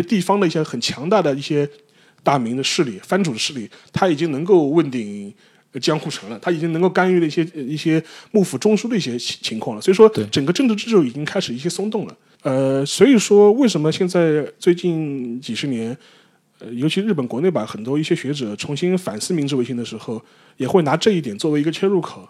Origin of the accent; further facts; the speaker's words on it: China; 但不会像我们中国人想象的这么